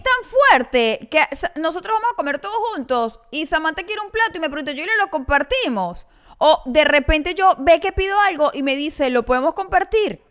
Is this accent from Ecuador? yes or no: no; Maracaibo, Zulia, Venezuela; yo sí soy maracucha.